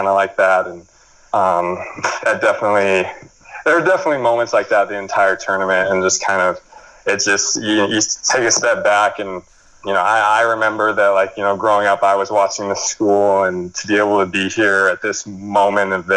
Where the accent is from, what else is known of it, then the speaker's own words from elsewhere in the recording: New Mexico, United States; moved away; my oldest sister, we're all from New Mexico